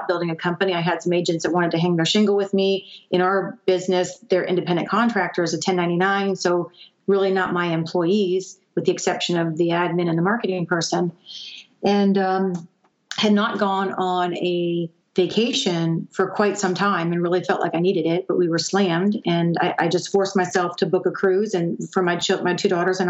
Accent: Gainesville, United States; moved away as an adult; also born or lived in the Northeast; move back home to where I was raised was very scary, because I knew there wasn't a pharmaceutical industry in my hometown

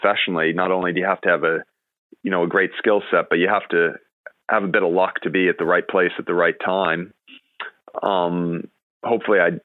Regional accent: New York City, New York, United States; also born or lived in Hartford, Connecticut; growing up in Manhattan there 20 years ago

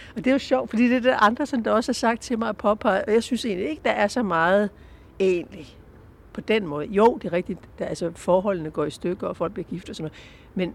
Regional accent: Southern Jutland, Southern Denmark, Denmark; jeg kommer fra Sønderjylland

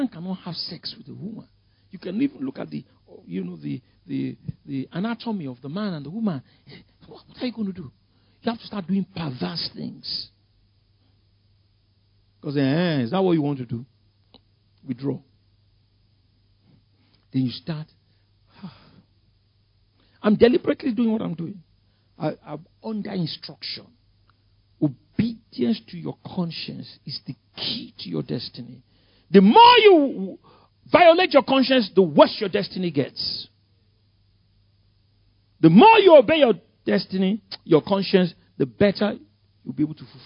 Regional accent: Lagos, Nigeria; I grew up in Ikoyi. Victoria Island.

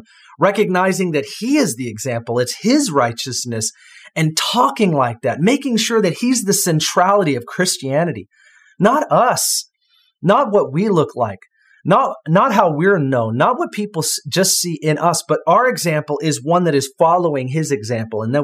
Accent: United States; as an American

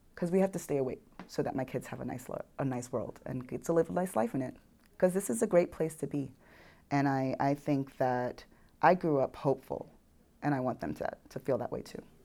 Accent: New York City, New York, United States; accent: New York; moved away as an adult; also born or lived in Houston, Texas; now in Oklahoma, United States; I grew up in New York City, at the time, most diverse county in America

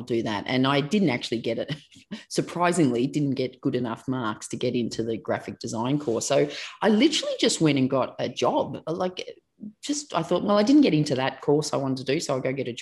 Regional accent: Melbourne, Victoria, Australia; I grew up in Melbourne, Australia, and still live and work in Melbourne, Australia.

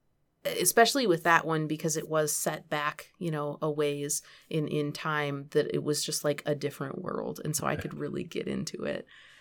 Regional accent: Michigan, United States; And so, I grew up in Michigan.

